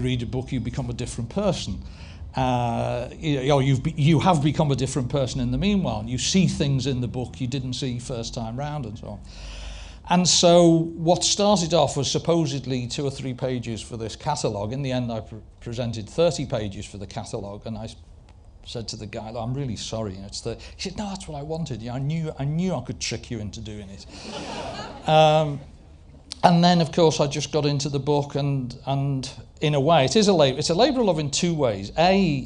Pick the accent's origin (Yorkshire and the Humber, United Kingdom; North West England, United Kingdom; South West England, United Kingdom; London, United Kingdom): North West England, United Kingdom; Liverpool; I'm a Scouser, I support Everton